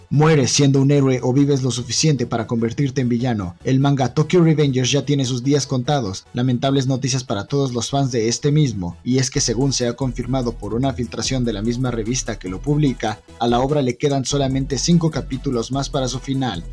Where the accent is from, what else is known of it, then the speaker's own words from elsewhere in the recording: Mexico; como mexicano